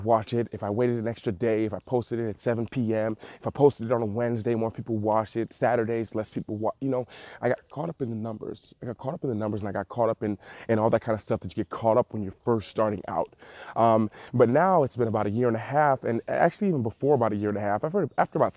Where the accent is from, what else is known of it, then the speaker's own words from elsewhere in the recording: Cleveland, Ohio, United States; I'm actually currently here in Cleveland, Ohio, my hometown